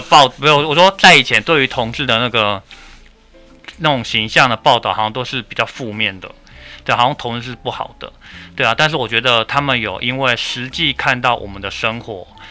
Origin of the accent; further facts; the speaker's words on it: Pingtung County, Taiwan; moved away; 因为我的老家是在 是在屏东